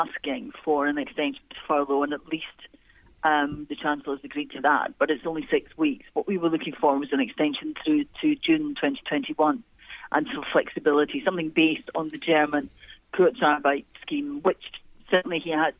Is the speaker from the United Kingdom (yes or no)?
yes; Clydeside, Scotland, United Kingdom; I was brought up in Clydeside